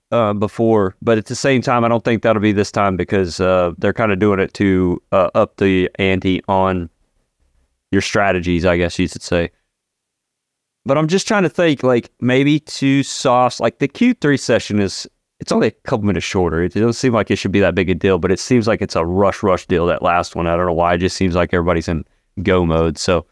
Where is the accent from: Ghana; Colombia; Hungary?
Hungary; Budapest; Oh, well, it's because I'm from Hungary.